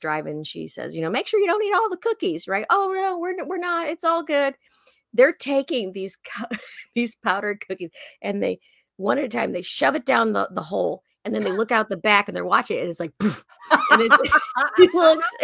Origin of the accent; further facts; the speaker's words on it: Chicago, Illinois, United States; we went to Indiana quite a bit because I'm from the Chicago area